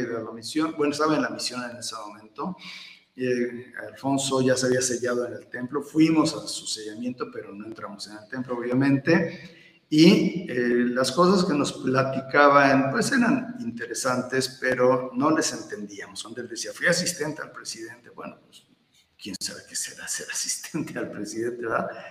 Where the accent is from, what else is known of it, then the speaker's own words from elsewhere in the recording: Atlixco, Puebla, Mexico; also born or lived in Veracruz / Querétaro; la mayor parte de mi vida la, la, crecí aquí en, Atlisco y después ya me, me fui a otros lugares, pero nuevamente estoy aquí en Atlisco.